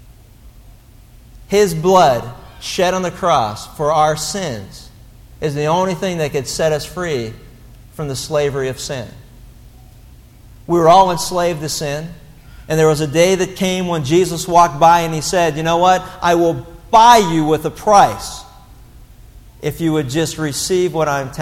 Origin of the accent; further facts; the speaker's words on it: Pittsburgh, Pennsylvania, United States; growing up in Pittsburgh, English was almost a primary language